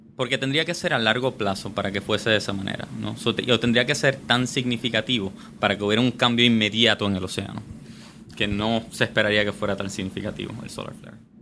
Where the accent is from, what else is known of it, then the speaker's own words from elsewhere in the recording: Puerto Rico; also born or lived in Michigan; nacido y criado aquí en Puerto Rico